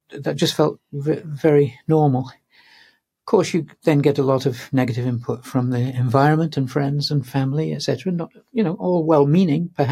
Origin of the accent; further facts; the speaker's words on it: Manchester, North West England, United Kingdom; moved away; I'm English. I was born in Manchester